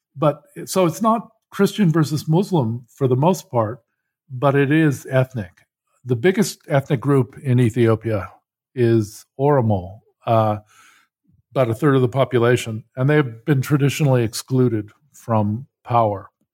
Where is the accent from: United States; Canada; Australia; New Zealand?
United States; I grew up in Cold War U S